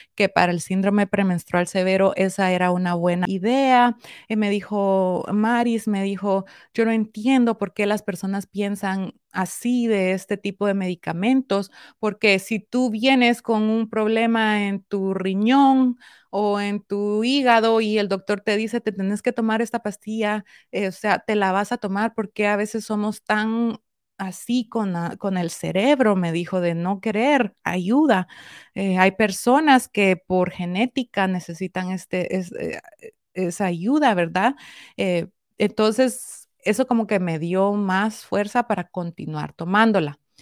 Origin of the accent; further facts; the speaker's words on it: Guatemala; yo soy guatemalteca